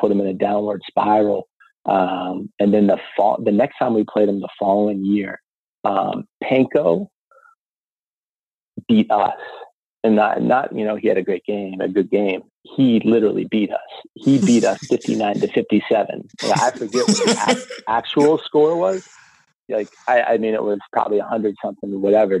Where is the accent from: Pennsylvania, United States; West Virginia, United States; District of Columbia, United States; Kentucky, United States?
Pennsylvania, United States; Meadville; myself and my brother and sisters, we grew up on Allegheny College